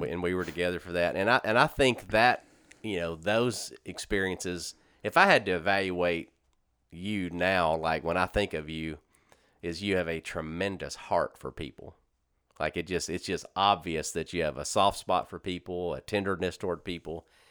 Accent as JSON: {"language": "English", "town": "Shreveport", "region": "Louisiana", "country": "United States", "tie": "born or raised there", "also_born_or_lived": "Corpus Christi, Texas / Baton Rouge, Louisiana", "moved": "as an adult", "said": "I grew up in Shreveport Bossier my whole life up until nineteen ninety, or two thousand six when I moved"}